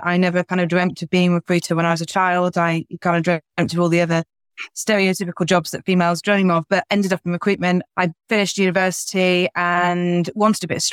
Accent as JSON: {"language": "English", "region": "the north of England", "country": "United Kingdom", "moved": "as an adult", "lives_now": "London, United Kingdom", "said": "I'm Northerner absolutely by heart"}